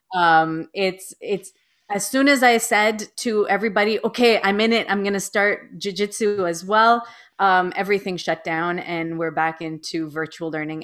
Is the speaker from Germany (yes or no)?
no; Toronto, Ontario, Canada; I was born and raised in Toronto, Ontario, Canada